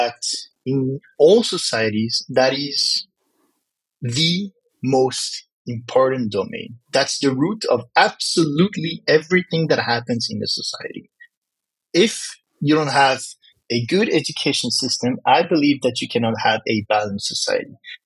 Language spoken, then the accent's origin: English; Morocco; accent: French; first language French; English is a second language; I come from Morocco